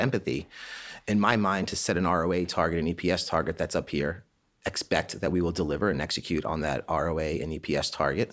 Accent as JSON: {"language": "English", "town": "Annapolis", "region": "Maryland", "country": "United States", "tie": "born or raised there", "said": "We grew up in Annapolis, Maryland, and my family at a young age sponsored plebes from the Naval Academy to come to our house"}